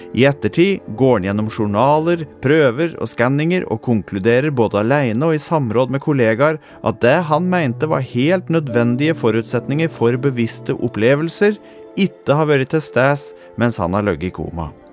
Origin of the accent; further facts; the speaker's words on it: Toten, Innlandet, Norway; Her har jeg vokst opp og levd store deler av livet mitt.